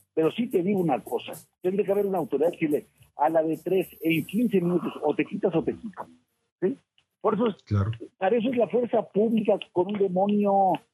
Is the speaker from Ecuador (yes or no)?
no; Mexico; como mexicanos